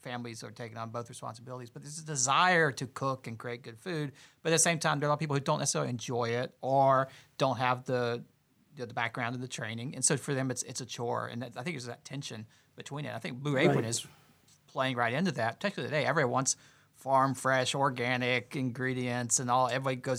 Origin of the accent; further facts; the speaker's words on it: Greenville, South Carolina, United States; also born or lived in Columbia, South Carolina; I grew up in Greenville, South Carolina